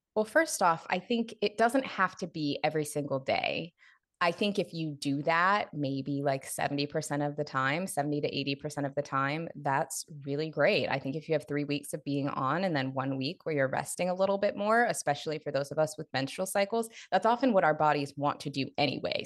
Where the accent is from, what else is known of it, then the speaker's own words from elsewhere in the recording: Seattle, Washington, United States; moved away as an adult; now in Los Angeles, United States; I was born, raised in Seattle, spent all of my twenties in Seattle, and then moved to L A right after I turned thirty